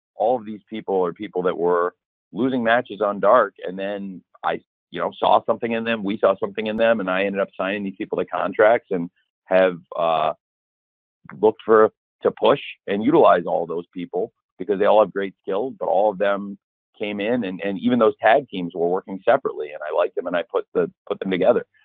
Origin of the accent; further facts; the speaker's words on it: Illinois, United States; moved away; also born or lived in Florida; I'm back home where I grew up in Illinois